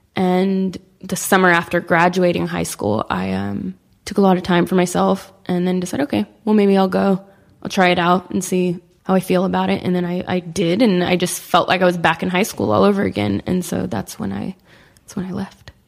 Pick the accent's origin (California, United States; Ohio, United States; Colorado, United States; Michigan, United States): California, United States; Sacramento; now in Los Angeles, United States; I grew up in Sacramento, which is, like, five and a half, six hours from here.